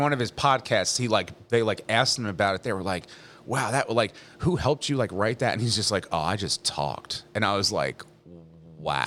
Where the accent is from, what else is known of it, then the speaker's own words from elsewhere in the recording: Leonardo, New Jersey, United States; also born or lived in Middletown, New Jersey / Chicago; I grew up in Leonardo